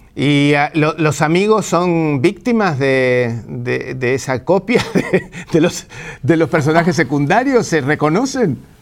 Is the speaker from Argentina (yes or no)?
yes; Argentina; los argentinos dicen que somos italianos que hablamos en español